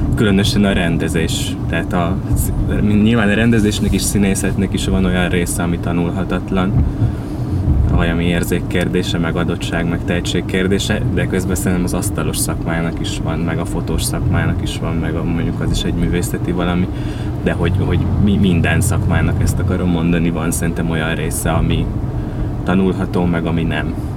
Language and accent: Hungarian; Vasszécseny, Vas, Hungary; Szombathely mellől ö, származom Vasszécseny nevű faluból